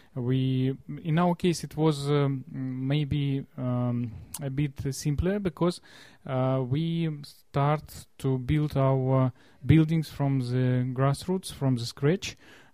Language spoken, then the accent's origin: English; Russia; I'm from Russia, and I represent the biggest Russian Society of Disabled People